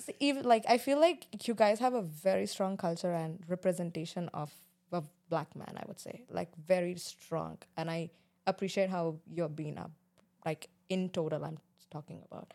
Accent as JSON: {"language": "English", "town": "Mumbai", "region": "Maharashtra", "country": "India", "moved": "yes", "said": "I'm an Indian, uh, coming from Mumbai, Bombay"}